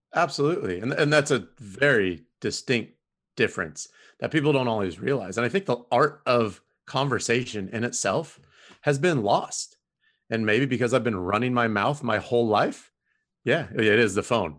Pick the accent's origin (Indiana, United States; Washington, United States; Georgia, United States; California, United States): California, United States; Southern; moved away as an adult; now in Houston, United States; I grew up in Southern California in the nineties